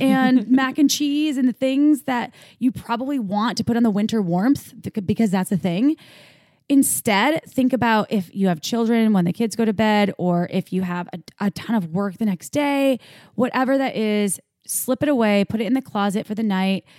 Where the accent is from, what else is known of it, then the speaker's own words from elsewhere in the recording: Midwest, United States; growing up in the Midwest